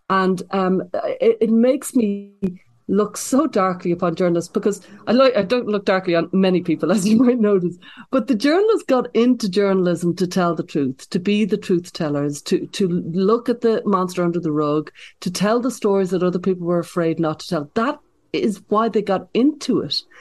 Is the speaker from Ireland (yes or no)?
yes; Ireland; now in United States; because I came over from Ireland, I'm always been kind of impressed upon about the you know the cultural, political polarization that's going on in America